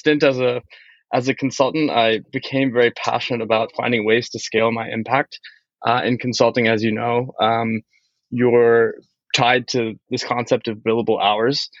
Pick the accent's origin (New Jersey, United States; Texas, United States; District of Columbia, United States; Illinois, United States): District of Columbia, United States; Washington; I grew up in the Washington, D.C. metro area.